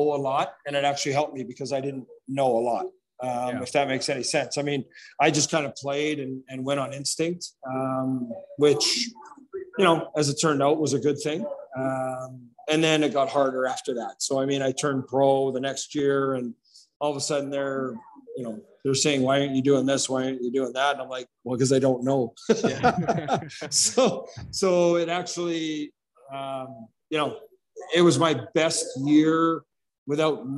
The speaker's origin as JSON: {"language": "English", "town": "Regina", "region": "Saskatchewan", "country": "Canada", "tie": "born or raised there", "said": "growing up Regina's, you know, not easy. I mean, living in Glencairn and growing up in the East End"}